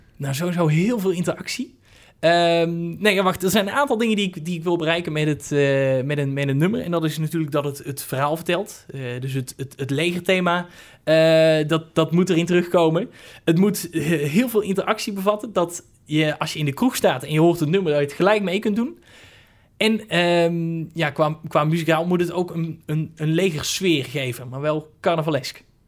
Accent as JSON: {"language": "Dutch", "town": "Hoeve", "country": "Netherlands", "said": "Hoeve, dat is het dorp waar ik vandaan kom"}